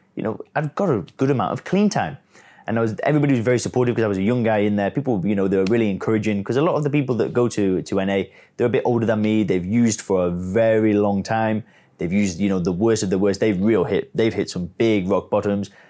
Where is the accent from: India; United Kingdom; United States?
United Kingdom; England; now in Chiang Mai, Thailand; I live out here in Chiang Mai. I'm origi-, I'm originally from England